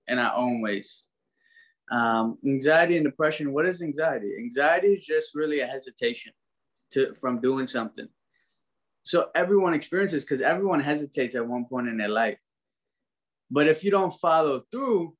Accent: New York City, New York, United States; also born or lived in Trinidad; I was born in Brooklyn. But when I was born, my parents split up. So we ended up going back to Trinidad. I was 2 weeks old. I came back up here at 4.5.

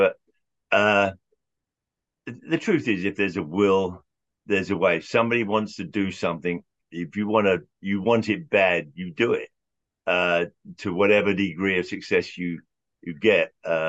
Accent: England, United Kingdom; moved away as an adult; now in United States; When I was growing up in England, I was like 16, 17 years old, and we would rent a room above a pub in London

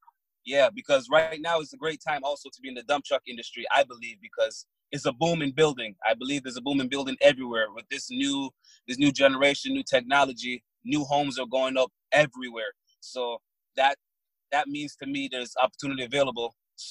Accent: Barbados; now in Toronto, Canada; No, I was born in Barbados.

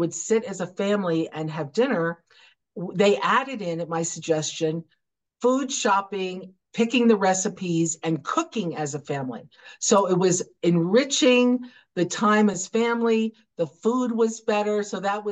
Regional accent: United States; I was an American entrepreneur

